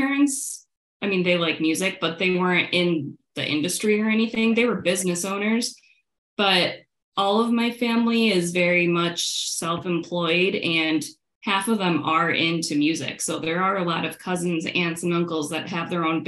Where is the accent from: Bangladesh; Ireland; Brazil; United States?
United States; Syracuse, New York; moved away as an adult; I grew up in Syracuse, New York, where there was nothing